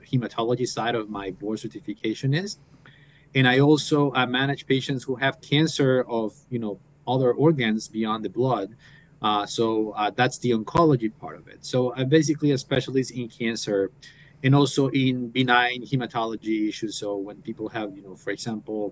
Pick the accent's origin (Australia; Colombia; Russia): Colombia; moved away as an adult; now in United States; So I'm originally from Colombia. So I went to medical school at 16.